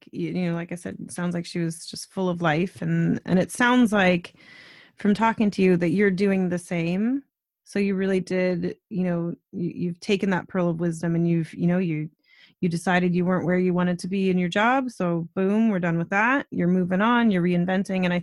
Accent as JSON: {"language": "English", "country": "United States", "moved": "yes", "lives_now": "Canada", "said": "I'm American"}